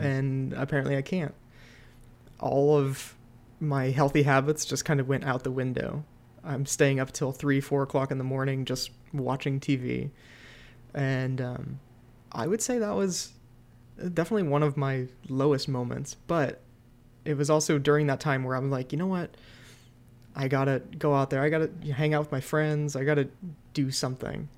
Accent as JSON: {"language": "English", "town": "Cleveland", "region": "Ohio", "country": "United States", "also_born_or_lived": "Pittsburgh", "moved": "as an adult", "said": "I'm from Cleveland"}